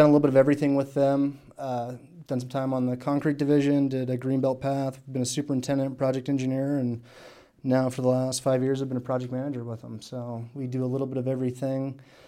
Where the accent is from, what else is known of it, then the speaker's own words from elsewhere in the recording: Missoula, Montana, United States; moved away as an adult; also born or lived in Tucson, Arizona; now in Boise, United States; I grew up in Missoula, Montana, and came to Boise State in 2011